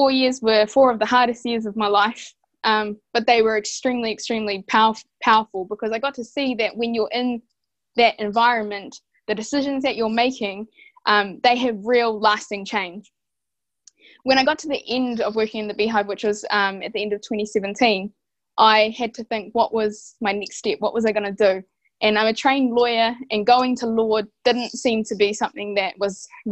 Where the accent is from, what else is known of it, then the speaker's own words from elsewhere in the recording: Rotorua, Bay of Plenty, New Zealand; I hail from Rotoroa, Te Aroa, Ngāti Whakaue and Ngāti Pikia